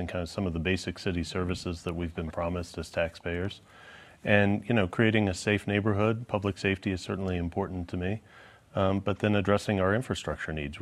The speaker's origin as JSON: {"language": "English", "town": "Kansas City", "region": "Missouri", "country": "United States", "tie": "born or raised there", "also_born_or_lived": "Atlanta / Columbia, Missouri", "said": "I was born and raised here in Kansas City"}